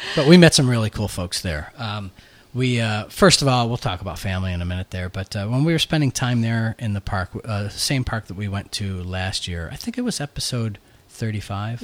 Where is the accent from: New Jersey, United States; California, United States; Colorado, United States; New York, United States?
New York, United States; Buffalo; moved away; our town, my hometown of Buffalo